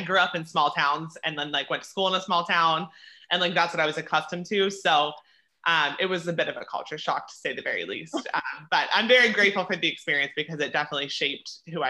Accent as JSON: {"language": "English", "town": "Altoona", "region": "Pennsylvania", "country": "United States", "tie": "born or raised there", "also_born_or_lived": "Frederick, Maryland", "moved": "as an adult", "lives_now": "South Carolina, United States"}